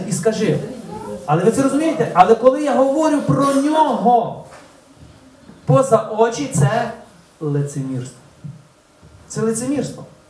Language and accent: Ukrainian; Ulychne, Ukraine; moved away; З Улишна, з мого рідного села